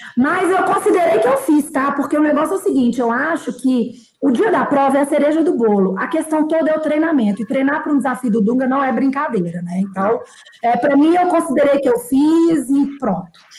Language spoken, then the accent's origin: Portuguese; Belo Horizonte, Minas Gerais, Brazil; now in São Paulo, Brazil; eu sou mineira de Belo Horizonte. É, eu moro em São Paulo